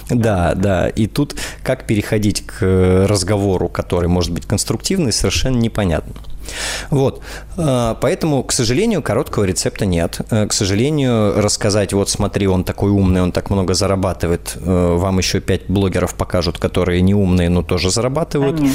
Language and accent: Russian; Saint Petersburg, Russia; из Санкт-Петербурга, мой родной город.